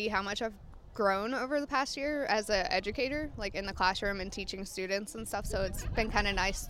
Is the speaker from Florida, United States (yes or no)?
no; Virginia, United States; moved away as an adult; now in New Jersey, United States; I grew up in Virginia.